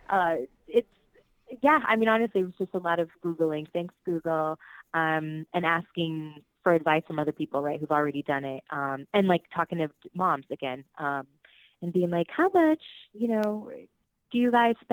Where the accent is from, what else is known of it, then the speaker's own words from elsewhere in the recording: Puerto Rico; born there; first language Spanish; English is a second language; I was born in Puerto Rico, and um, Spanish was my first language. And now, as an adult, man, I it's embarrassing sometimes because I think in English.